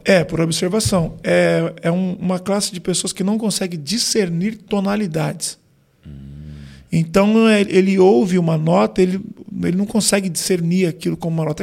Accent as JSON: {"language": "Portuguese", "region": "São Paulo", "country": "Brazil", "tie": "born or raised there", "also_born_or_lived": "São José dos Campos", "said": "E aí depois eu vim, a gente, com seis anos, eu mudei para São Paulo."}